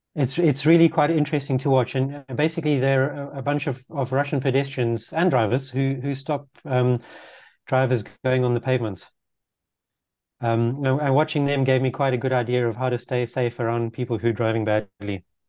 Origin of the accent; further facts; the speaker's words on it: Zimbabwe; also born or lived in Netherlands; now in London, United Kingdom; growing up in Zimbabwe